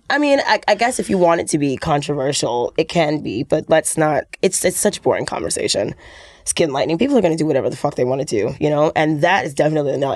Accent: New York City, New York, United States; I'm from New York City

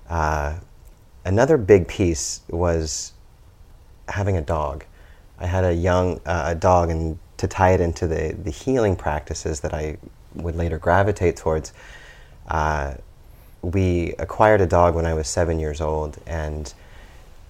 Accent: Lincoln, Nebraska, United States; I was born and raised in Lincoln, Nebraska

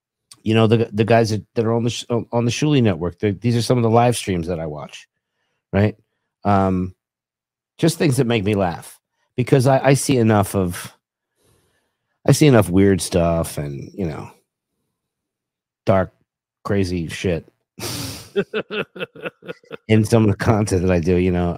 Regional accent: New York, United States; There was a time when I came from Long Island and I worked at a Target.

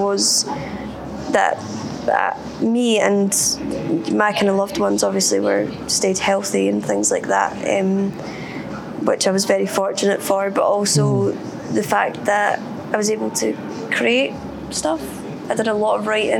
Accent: West Lothian, Scotland, United Kingdom; technically I'm from West Lothian.

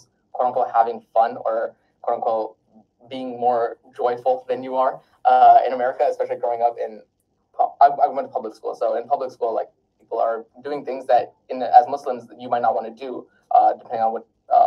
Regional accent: Pasadena, California, United States; also born or lived in Wisconsin / North Carolina / Oregon; I was born in Wisconsin, moved to North Carolina, moved to Oregon, but I grew up most of my life in California

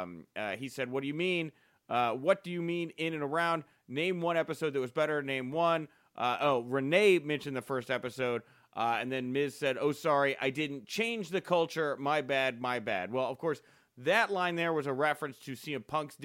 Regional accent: Texas, United States; as a Texan

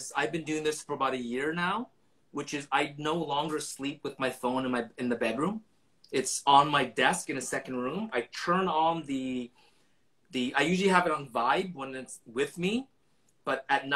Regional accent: Vancouver, British Columbia, Canada; I grew up in East

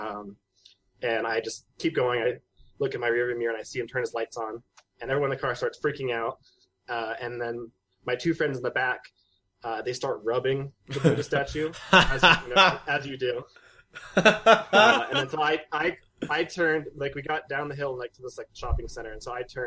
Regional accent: Southern California, United States; I grew up in Southern California.

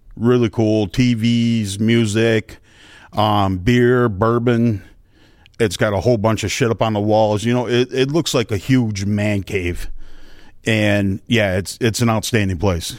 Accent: Northeast, United States; now in Bluffton, United States; I'm from the Northeast

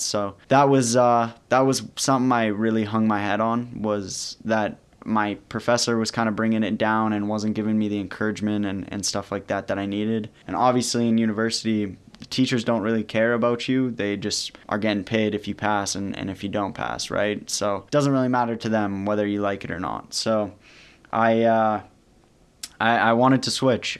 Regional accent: St. Albert, Alberta, Canada; my hometown, which is Saint Albert.

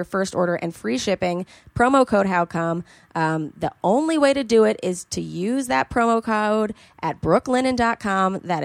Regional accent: New York City, New York, United States; born or raised there

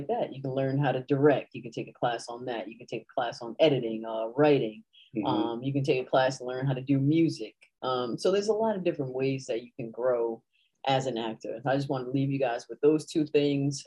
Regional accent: Rhode Island, United States; I'm from Rhode Island

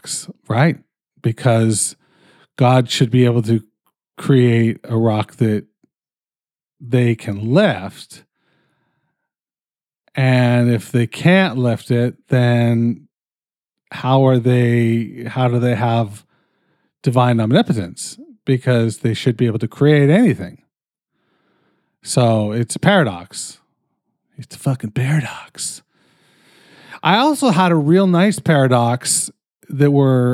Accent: Canada; I'm fucking Canadian

